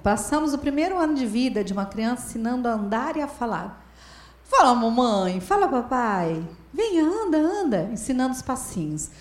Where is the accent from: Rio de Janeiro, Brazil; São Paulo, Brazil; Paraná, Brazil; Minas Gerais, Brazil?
Paraná, Brazil; lá no meu estado, no Paraná